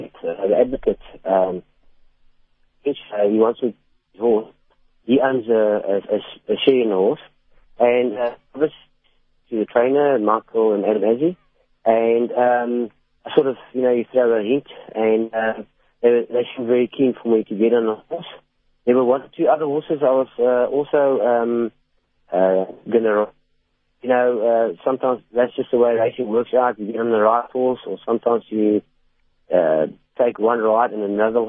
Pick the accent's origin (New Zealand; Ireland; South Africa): South Africa; Port Elizabeth, Eastern Cape; moved away; I came from Port Elizabeth as well